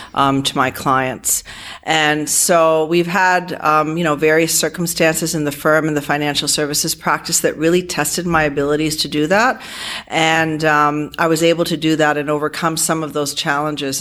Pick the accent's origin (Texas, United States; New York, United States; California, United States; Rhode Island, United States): Rhode Island, United States; Providence; moved away as an adult; now in Toronto, Canada; I grew up in Providence, Rhode Island in a immigrant home uh, full of Armenian people